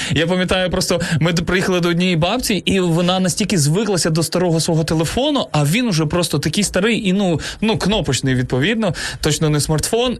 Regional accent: Zhytomyr, Zhytomyr Oblast, Ukraine; Сам я родом із Житомира, але виріс е, і в Житомирській області також

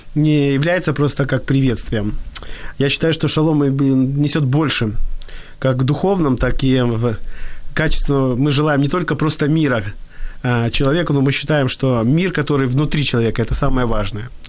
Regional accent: Odesa, Odesa Oblast, Ukraine; я родился в Одессе

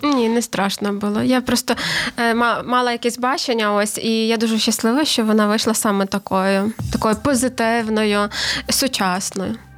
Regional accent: Ivano-Frankivsk, Ivano-Frankivsk Oblast, Ukraine; я з Івано-Франківська

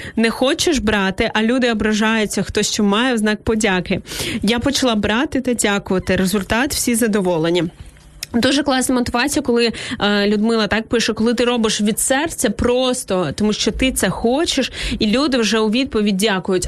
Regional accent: Izmail, Odesa Oblast, Ukraine; now in Kyiv, Ukraine; Ізмаїла, мого рідного міста.

